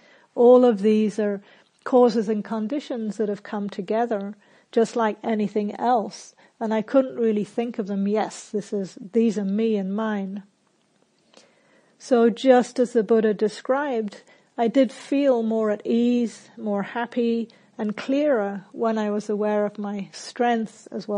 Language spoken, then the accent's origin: English; England, United Kingdom; also born or lived in New Zealand; So I grew up in England and New Zealand